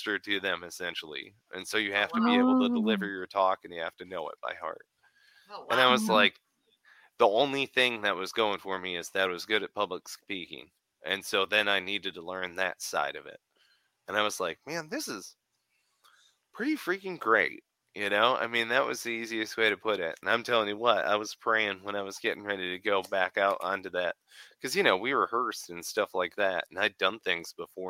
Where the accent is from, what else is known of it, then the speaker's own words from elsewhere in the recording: Michigan, United States; moved away; I'm originally from Michigan. That's where I was born and raised